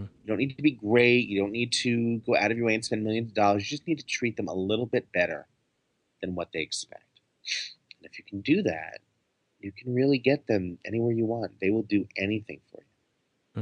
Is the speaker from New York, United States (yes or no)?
yes; New York, United States; I'm a Jew from New York